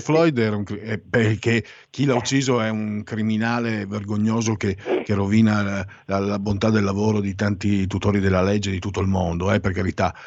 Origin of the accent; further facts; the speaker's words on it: San Vito al Tagliamento, Friuli-Venezia Giulia, Italy; Nel mio paese, Savito Tagliamento